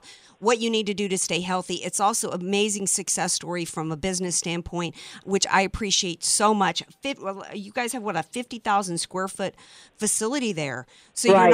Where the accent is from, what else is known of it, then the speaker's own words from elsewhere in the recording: New Orleans, Louisiana, United States; I grew up in the Deep South.